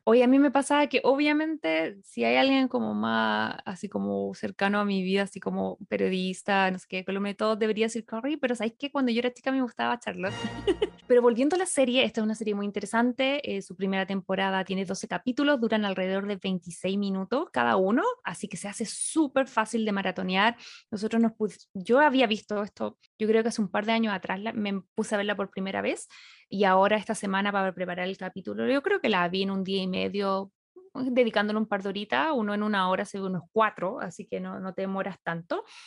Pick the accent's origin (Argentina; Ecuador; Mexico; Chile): Chile; moved away as an adult; now in Los Angeles, United States; Yo me fui hace seis años de Chile